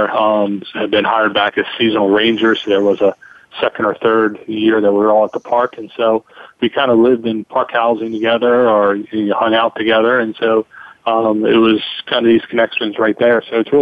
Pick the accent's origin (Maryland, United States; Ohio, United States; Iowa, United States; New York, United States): Maryland, United States; Baltimore; I'm from Baltimore. My ancestors fought from the U.S. Army